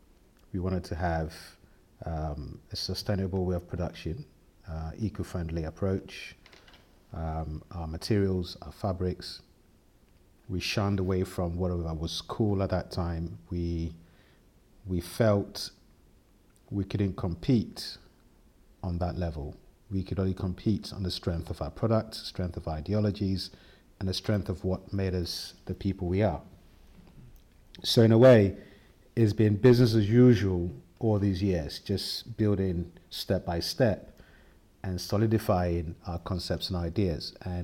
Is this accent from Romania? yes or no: no; Ghana; I think being myself as a male, as a black man, as a Scandinavian, as a Ghanaian, I don't reduce myself on any point at all.